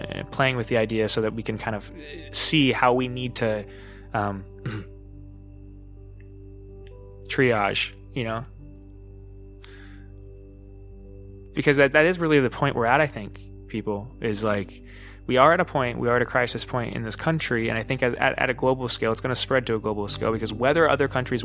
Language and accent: English; United States; we as American citizens